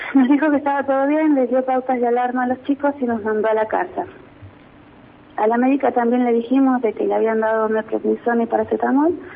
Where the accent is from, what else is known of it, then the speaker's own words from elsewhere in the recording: Buta Ranquil, Neuquén, Argentina; soy de Butarranquil